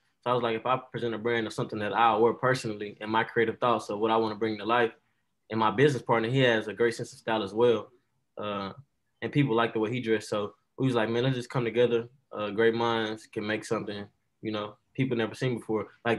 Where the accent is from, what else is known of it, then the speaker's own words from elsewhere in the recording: Dallas, Texas, United States; also born or lived in Nashville; Actually, I'm from Dallas, Texas, but I have moved around. I lived in Nashville, Tennessee for a minute for 8 years, and then I moved back to Dallas to finish up high schoo